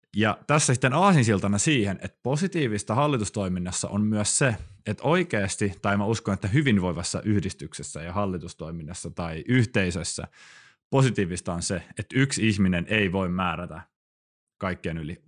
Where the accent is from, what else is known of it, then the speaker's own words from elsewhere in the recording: Helsinki, Uusimaa, Finland; now in Kuopio, Finland; Stadikin on pieni paikka, mistä mä siis kotoisin